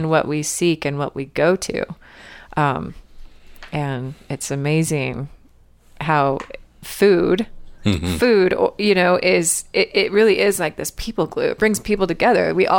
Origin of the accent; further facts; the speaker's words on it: Utah, United States; moved away as an adult; also born or lived in Bahamas; Hi, I'm from Utah, and I'm moving to the Bahamas.